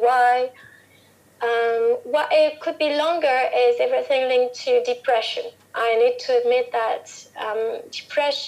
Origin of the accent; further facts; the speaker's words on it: Normandy, France; moved away as an adult; now in Nice, France; I'm from Normandy